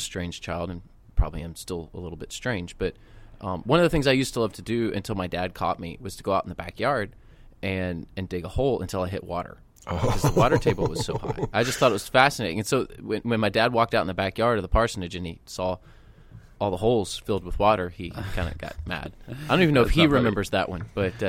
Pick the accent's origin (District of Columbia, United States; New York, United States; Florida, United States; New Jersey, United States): Florida, United States; St. Petersburg; So I grew up my childhood in St. Petersburg, Florida, close to downtown.